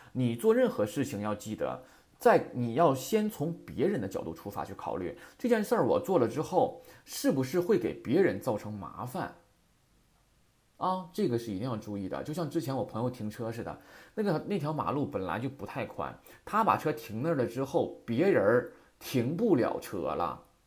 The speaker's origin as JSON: {"language": "Chinese", "country": "China", "said": "我们中国人"}